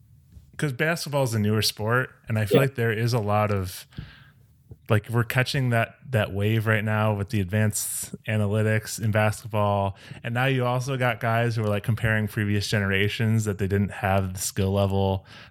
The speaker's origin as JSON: {"language": "English", "town": "Chicago", "region": "Illinois", "country": "United States", "also_born_or_lived": "Brooklyn", "said": "I'm from Chicago."}